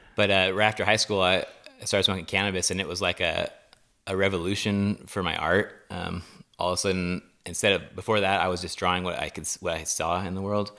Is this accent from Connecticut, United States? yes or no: no; Los Osos, California, United States; Los Osos, California